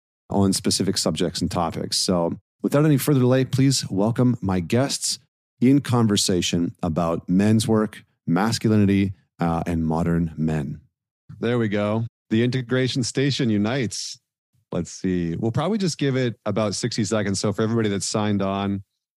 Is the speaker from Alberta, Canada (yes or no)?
yes; Northern Alberta, Canada; I grew up in Northern Alberta